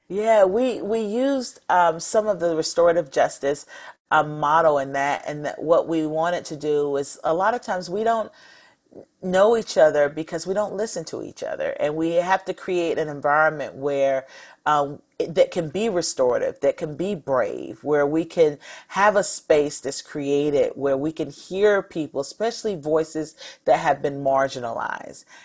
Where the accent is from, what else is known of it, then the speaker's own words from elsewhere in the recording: North Carolina, United States; I grew up in North Carolina